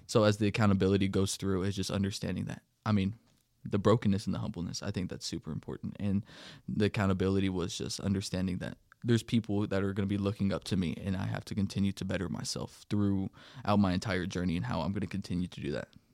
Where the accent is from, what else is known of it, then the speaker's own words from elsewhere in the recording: Denver City, Texas, United States; I grew up in Denver City, Texas, a little, little town, about 7,000 people in population.